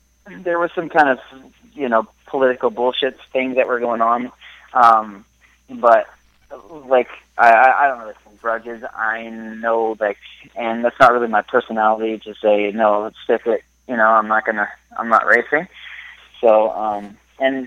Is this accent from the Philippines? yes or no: no; Ottawa, Ontario, Canada; I'm from Ottawa originally